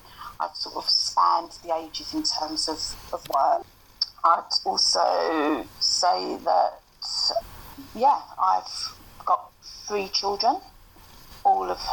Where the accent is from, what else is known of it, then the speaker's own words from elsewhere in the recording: London, United Kingdom; accent: broad East End; I grew up in Bow